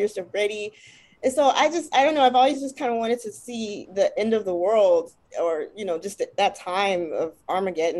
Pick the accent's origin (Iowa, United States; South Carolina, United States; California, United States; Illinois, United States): California, United States; Los Angeles; growing up in South Central